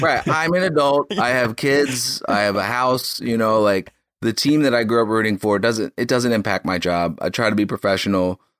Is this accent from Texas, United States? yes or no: no; Philadelphia, Pennsylvania, United States; moved away as an adult; now in Boston, United States; I'm from Philadelphia